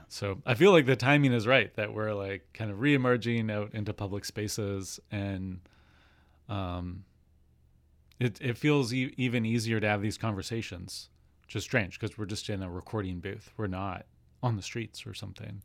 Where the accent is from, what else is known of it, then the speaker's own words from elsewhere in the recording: Swift Current, Saskatchewan, Canada; also born or lived in Montreal / Virginia; now in Victoria, Canada; I grew up on Treaty Four territory in southwestern Saskatchewan, town of Swift Current